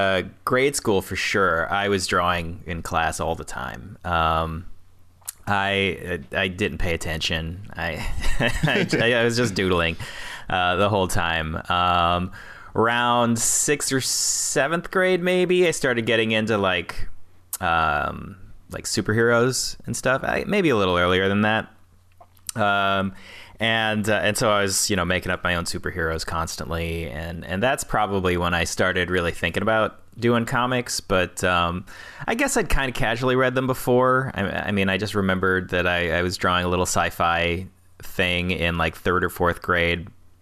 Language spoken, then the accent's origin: English; South Carolina, United States; born there; I was born in South Carolina, and I don't remember much of it